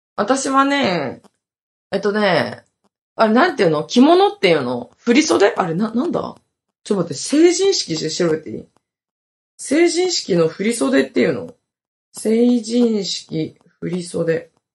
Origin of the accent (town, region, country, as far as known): Hokkaido, Japan; now in Okinawa, Japan